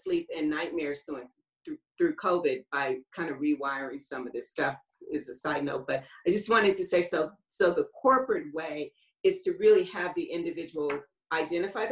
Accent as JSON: {"language": "English", "town": "Los Angeles", "region": "California", "country": "United States", "tie": "born or raised there", "said": "I grew up in Los Angeles"}